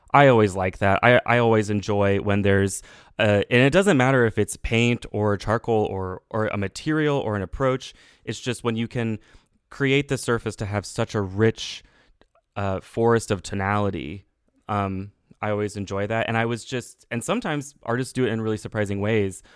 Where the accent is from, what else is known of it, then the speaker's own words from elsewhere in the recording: Texas, United States; as a Texan, as a young person